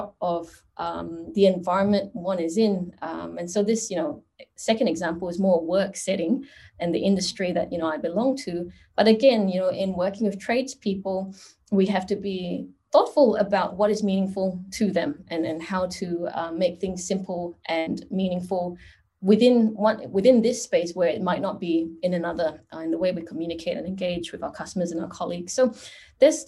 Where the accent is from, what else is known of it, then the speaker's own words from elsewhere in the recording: Singapore; moved away as an adult; now in Australia; And so I am from Singapore. I grew up in Singapore and came to Australia almost 20 years ago